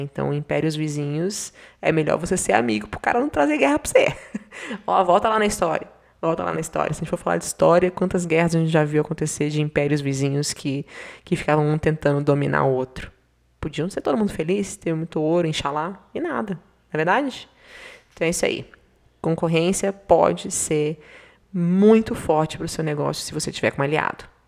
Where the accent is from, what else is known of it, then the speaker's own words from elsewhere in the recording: Bahia, Brazil; now in Curitiba, Brazil; eu sou baiana, né? Então, sertão da Bahia, ou então aqui, eu estou aqui do lado de Curitiba